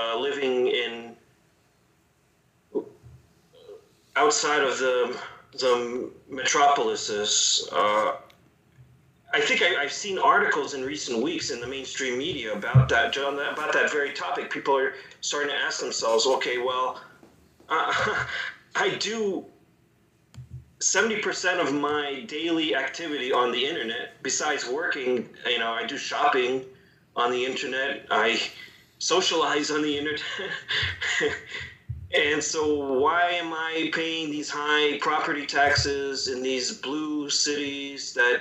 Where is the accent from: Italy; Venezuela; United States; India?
United States; New York City, New York; moved away as an adult; now in Ukraine; I grew up in New York City